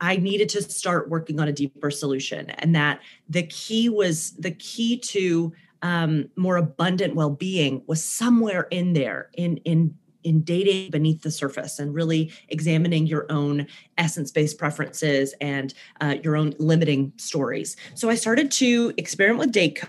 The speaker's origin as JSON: {"language": "English", "town": "Birmingham", "region": "Alabama", "country": "United States", "accent": "southern twang", "moved": "yes", "lives_now": "Brooklyn, United States", "said": "I am originally from Birmingham, Alabama, which is why you'll hear like a southern twang in my voice sometimes. I live in Brooklyn"}